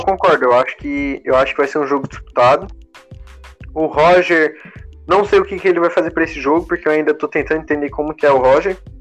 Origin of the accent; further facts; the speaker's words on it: Santa Catarina, Brazil; Eu sou catarinense